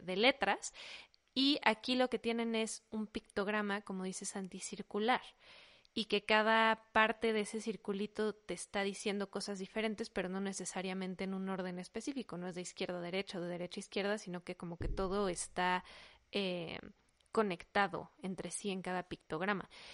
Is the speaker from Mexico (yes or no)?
yes; Mexico; first language Spanish; somos mexicanos, nuestro idioma natal es español